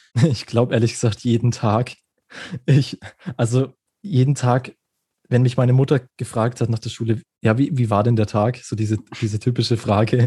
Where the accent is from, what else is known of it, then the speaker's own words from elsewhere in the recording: Germany; bei uns in Deutschland